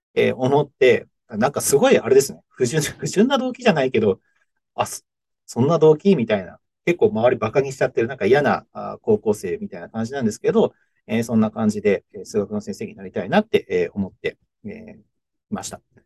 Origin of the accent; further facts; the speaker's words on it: Fuchu, Hiroshima, Japan; moved away as an adult; 広島県の府中市っていうところで、福山、福山っていうところがあって、えー、そこは結構知ってる人多いかもしれないですけど、福山の、えー、ちょっと北側、山の方ですね、えー、にある、うー、しでございます。で、えっと、まあ、そこにですね、高校を卒業して、僕一年浪人しているので、えー、浪人時代、一浪